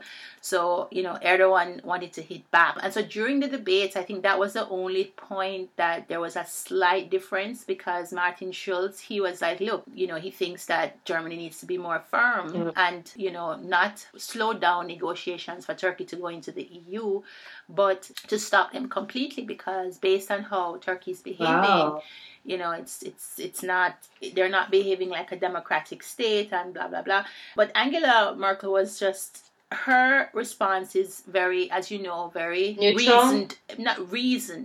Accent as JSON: {"language": "English", "country": "Jamaica", "said": "I'm from Jamaica."}